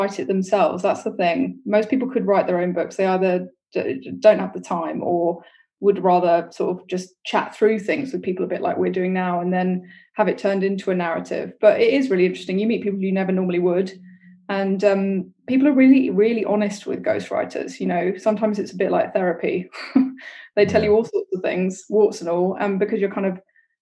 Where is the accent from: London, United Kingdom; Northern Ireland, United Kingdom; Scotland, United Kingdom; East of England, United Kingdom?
London, United Kingdom; also born or lived in Peckham, London / Cyprus (ancestry); We grew up in Tooting in southwest London.